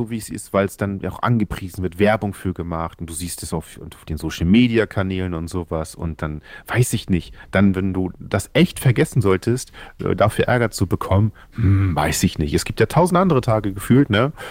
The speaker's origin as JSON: {"language": "German", "town": "Oldenburg", "region": "Lower Saxony", "country": "Germany", "said": "ich komme aus Oldenburg, Niedersachsen, ich bin zarte 31"}